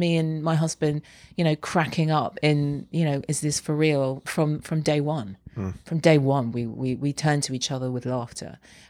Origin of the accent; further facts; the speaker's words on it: London, United Kingdom; Yeah. I feel strongly identified with London. Yeah.